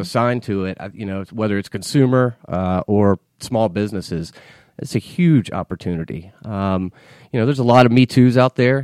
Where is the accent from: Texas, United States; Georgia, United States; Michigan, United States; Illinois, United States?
Georgia, United States; Marietta; I grew up here in Atlanta, um, in Marietta, not too uh, just yeah. a few miles north of the city